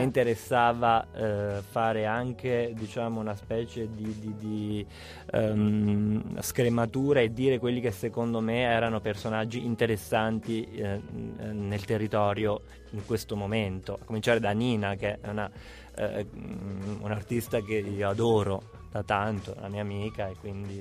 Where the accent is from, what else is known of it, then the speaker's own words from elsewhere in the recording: Abruzzo, Italy; da abruzzese cresciuto in mezzo alle capre, sulle montagne.